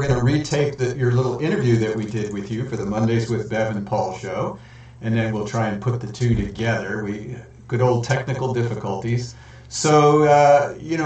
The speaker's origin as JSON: {"language": "English", "country": "United States"}